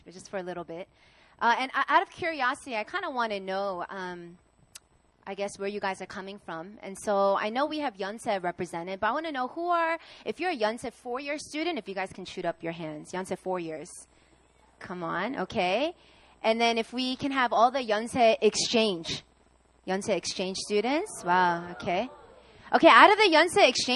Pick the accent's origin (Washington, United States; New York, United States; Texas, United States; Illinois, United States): New York, United States; I'm from New York